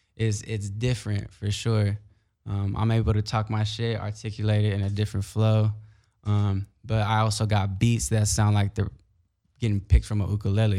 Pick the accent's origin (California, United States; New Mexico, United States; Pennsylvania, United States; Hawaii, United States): California, United States; Carson; also born or lived in Long Beach, United States; growing up in Carson